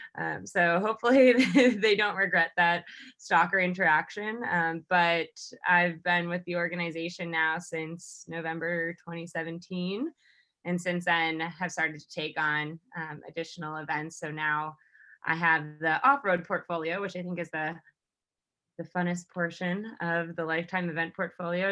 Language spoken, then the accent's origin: English; New York, United States; moved away as an adult; I am originally from New York